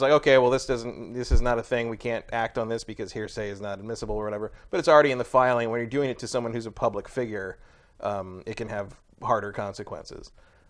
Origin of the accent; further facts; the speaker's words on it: San Francisco, California, United States; As a San Francisco native